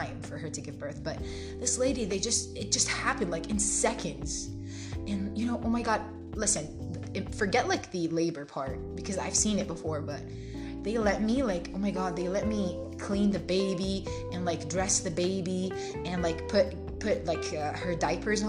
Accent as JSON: {"language": "English", "country": "Jordan", "second_language": "English", "moved": "yes", "said": "I'm originally from Jordan"}